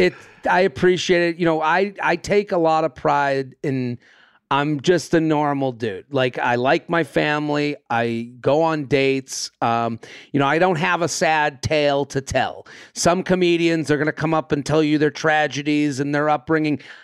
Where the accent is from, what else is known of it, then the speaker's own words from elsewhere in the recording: outside of Boston, Massachusetts, United States; I'm from outside of Boston. I grew up outside of Boston